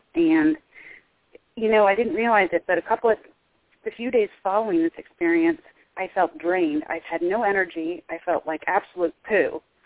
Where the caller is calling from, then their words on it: Midwest United States, United States; I'm calling from the Midwest United States.